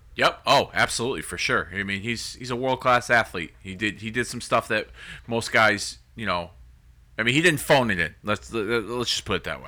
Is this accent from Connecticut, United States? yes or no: yes; Hartford, Connecticut, United States; Hartford, Connecticut, my hometown